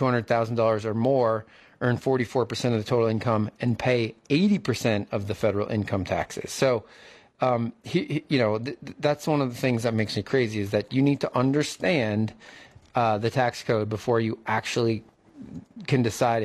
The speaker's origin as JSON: {"language": "English", "country": "United States", "said": "As an American and a taxpayer"}